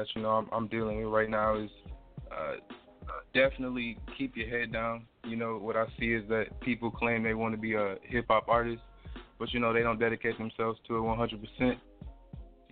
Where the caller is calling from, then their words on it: Jackson, Mississippi, United States; I'm currently calling from Jackson, Mississippi.